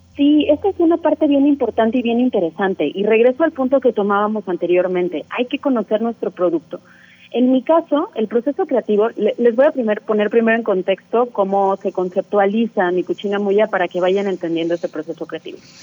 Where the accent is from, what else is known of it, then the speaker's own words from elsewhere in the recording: Mexico; como mexicanos tenemos esta disociación con el cacao